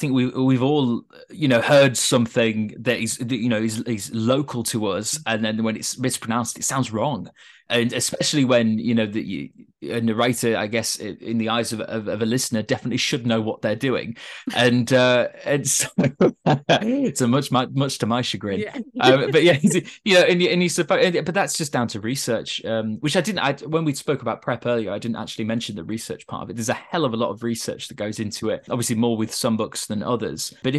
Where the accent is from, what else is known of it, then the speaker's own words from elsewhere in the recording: Yorkshire and the Humber, United Kingdom; this is going to sound really bad to my fellow northerners, but when I was a young kid in, you know, I grew up in East Yorkshire near Hull, I didn't want to be there.